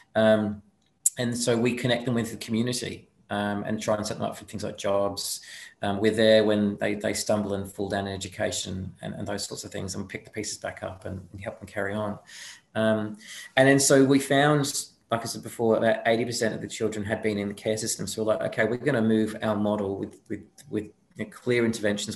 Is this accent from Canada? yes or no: no; United Kingdom; now in Australia; I'm from there originally